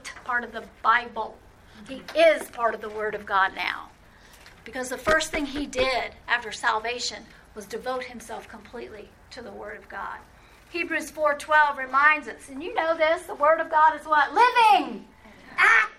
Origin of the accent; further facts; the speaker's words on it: New Orleans, Louisiana, United States; Growing up in New Orleans